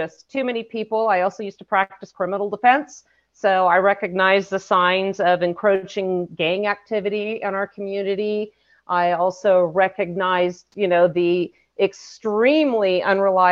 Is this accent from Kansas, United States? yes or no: no; California, United States; I grew up in California